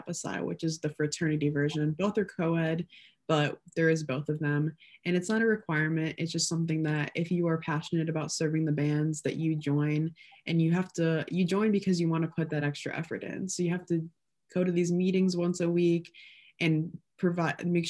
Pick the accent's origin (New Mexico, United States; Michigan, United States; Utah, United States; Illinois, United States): Illinois, United States; I'm from Illinois.